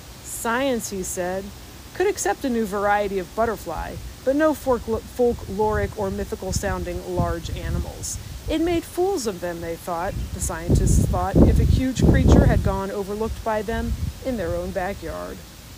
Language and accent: English; Missouri, United States; my home state of Missouri